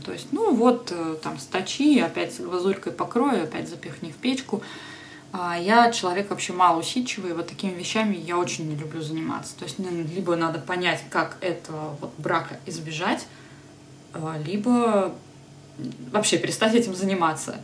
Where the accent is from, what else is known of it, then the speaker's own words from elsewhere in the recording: Podolsk, Moscow Oblast, Russia; Я тогда жила в Подольске, я вообще родом из Подольска